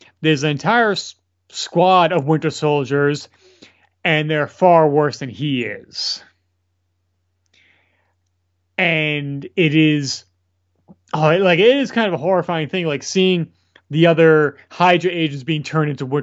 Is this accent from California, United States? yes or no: no; New York, United States; as New Yorker